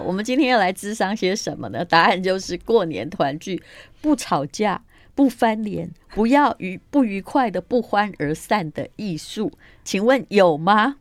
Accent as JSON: {"language": "Chinese", "country": "Taiwan", "said": "身为台湾人"}